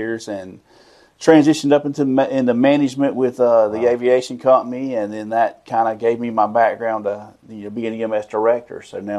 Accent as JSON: {"language": "English", "town": "Lake City", "region": "Florida", "country": "United States", "tie": "born or raised there", "said": "I am, all my life, born and raised in Columbia County. Grew up on the family farm"}